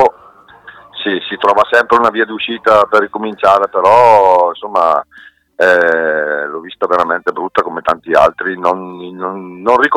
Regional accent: Pisogne, Lombardy, Italy; io sono di, Pis- sono di Pisonia, lago di Geo.

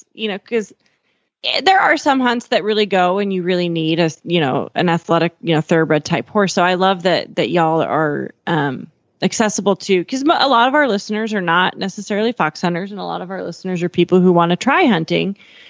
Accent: Eastern Montana, United States; moved away; I'm originally from Eastern Montana, and I've spent a fair amount of time around the Seattle-Tacoma area

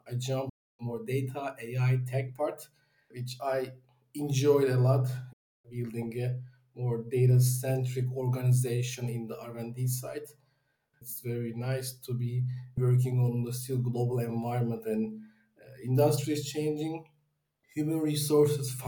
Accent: Istanbul, Turkey; I'm originally from Turkey, Istanbul

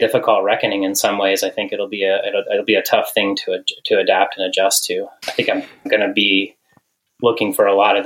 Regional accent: Western Colorado, United States; also born or lived in Missoula, Montana; growing up in Colorado, Western Colorado, with some parents who always had us outside.

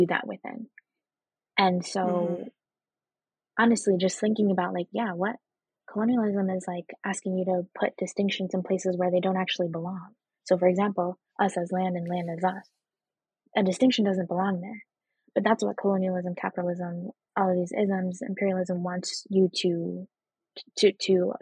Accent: Boston, Massachusetts, United States; also born or lived in Venezuela; I was born here in the United States and immediately went back to Venezuela for 4 years and then came back grew up in Boston

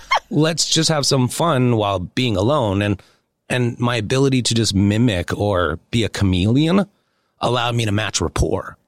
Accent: Saskatoon, Saskatchewan, Canada; moved away; also born or lived in Beverly Hills; I think being raised, born and raised in Saskatoon, Saskatchewan

